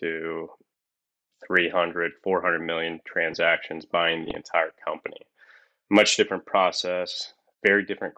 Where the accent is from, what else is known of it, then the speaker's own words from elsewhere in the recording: Columbus, Indiana, United States; moved away as an adult; now in Louisville, United States; I'm originally from Columbus, Indiana, which is about an hour north of Louisville and an hour south of Indianapolis